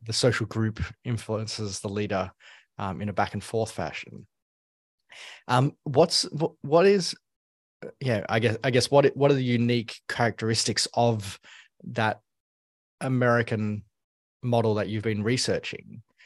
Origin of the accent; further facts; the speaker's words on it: Australia; as an Australian, uh, Hillsong was always on the radar when, when I was growing up